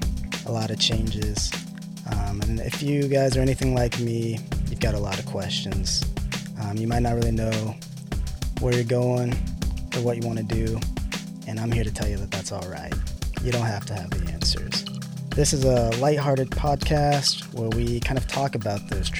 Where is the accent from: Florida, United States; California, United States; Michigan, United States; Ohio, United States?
Florida, United States; Pensacola; I'm originally from Florida, the Pensacola area, which is basically Alabama with the beach, you know. I mean, growing up, there's a lot of churches there